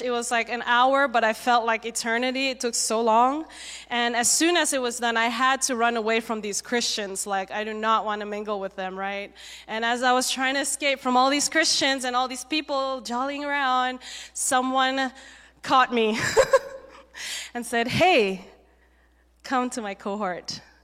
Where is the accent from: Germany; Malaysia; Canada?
Malaysia; moved away as an adult; also born or lived in Singapore; now in United States; I was born in Singapore, um, but I grew up mainly in Malaysia